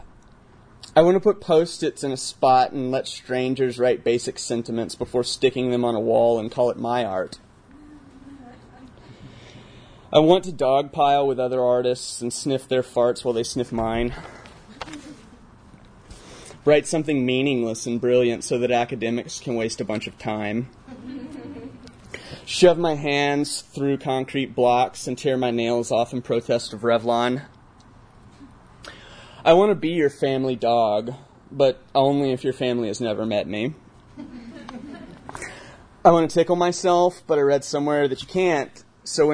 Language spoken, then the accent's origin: English; Alabama, United States; moved away; I'm from the Deep South. I'm from Alabama.